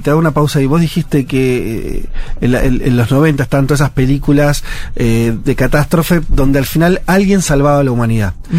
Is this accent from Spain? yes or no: no; Argentina; Soy muy argentino